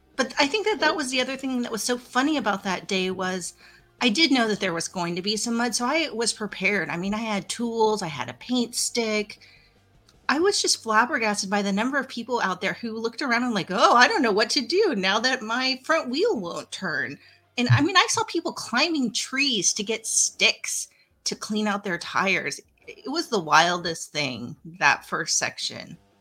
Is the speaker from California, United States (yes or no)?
no; Pratt, Kansas, United States; my hometown of Pratt, Kansas